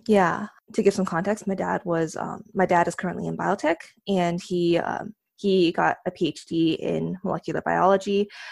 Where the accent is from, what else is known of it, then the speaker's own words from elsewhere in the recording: San Diego, California, United States; moved away as an adult; now in South Bay, United States; right now I live in South Bay, but, um, I grew up in San Diego